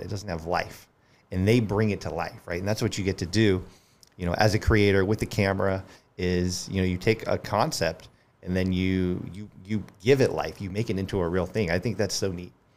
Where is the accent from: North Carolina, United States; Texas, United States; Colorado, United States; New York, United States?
Colorado, United States; Colorado Springs; moved away as an adult; also born or lived in Denver, Colorado / Littleton, Colorado; now in Charleston, United States; I grew up in Colorado Springs and then moved to Denver